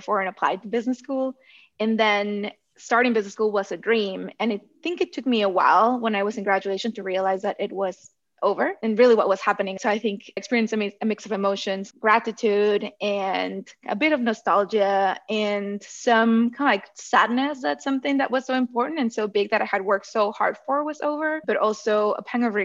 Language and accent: English; southern Mexico, Mexico; moved away as an adult; I grew up in Southern Mexico